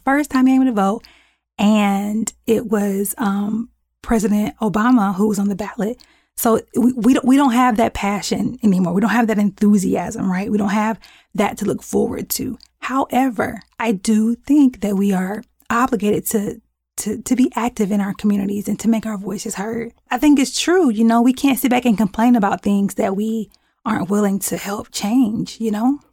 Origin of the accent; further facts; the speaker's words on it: United States; we are just as American